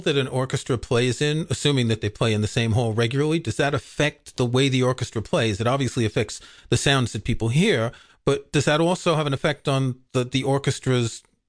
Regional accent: New York City, New York, United States; I grew up in New York City

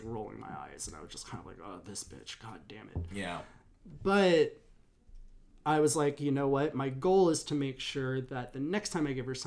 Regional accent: Berkeley, California, United States; In uh, Berkeley, California.

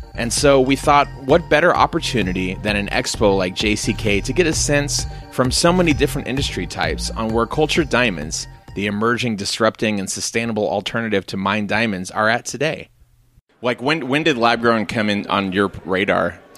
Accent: United States; Growing up in the States as I did

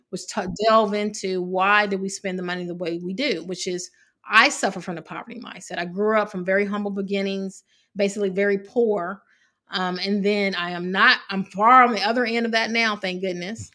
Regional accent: Evansville, Indiana, United States; moved away; I grew up in Evansville, Indiana

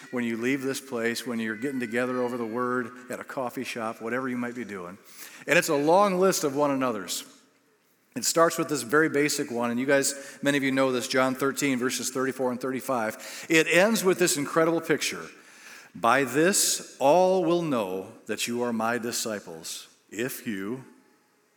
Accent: United States; we're from the United States

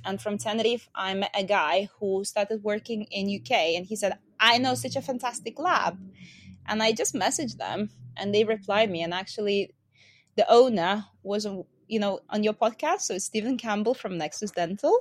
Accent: Lithuania; born or raised there; English is a second language; moved away

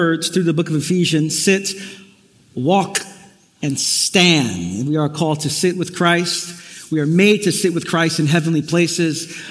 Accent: New York City, New York, United States; Growing up in the neighborhood I did in Brooklyn, I grew up in East New York

